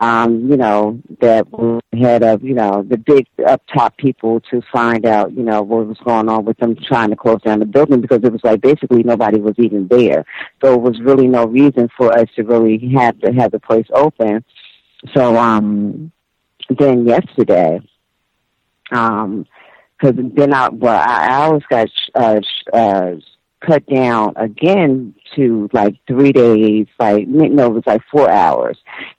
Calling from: Toronto, Ontario, Canada; Hi, B. I'm from Toronto.

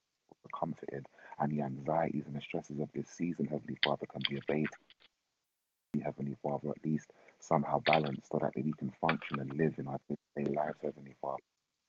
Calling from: London, United Kingdom; I'm calling from London.

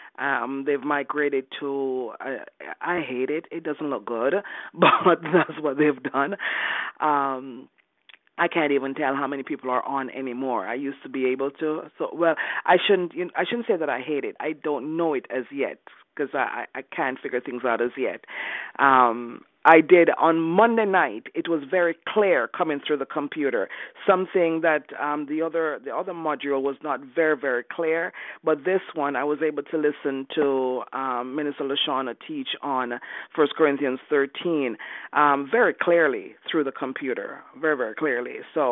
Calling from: Canada; I'm calling from Canada?

